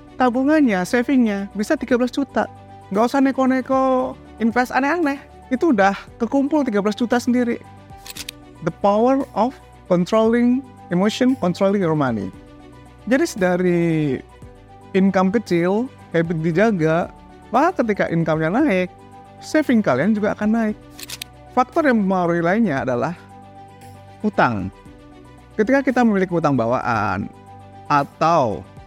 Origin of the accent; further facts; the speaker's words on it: Indonesia; Pendidikan kita di Indonesia